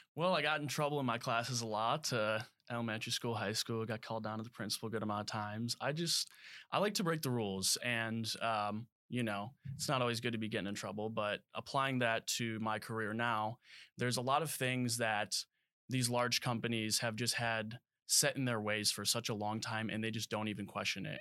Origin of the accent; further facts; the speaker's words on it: Crystal Lake, Illinois, United States; moved away as an adult; also born or lived in Alabama; I came out of Crystal Lake, Illinois. Um, and so I grew up there all throughout high school